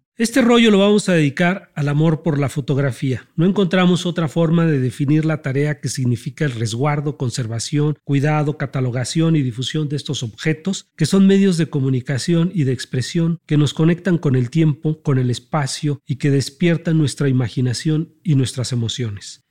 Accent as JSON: {"language": "Spanish", "country": "Mexico", "said": "nuestra identidad y nuestra historia como mexicanos"}